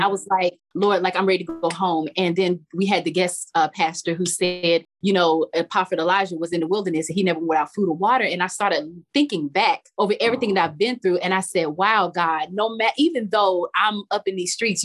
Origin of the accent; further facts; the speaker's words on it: Charlotte, North Carolina, United States; moved away; I'm from Charlotte, North Carolina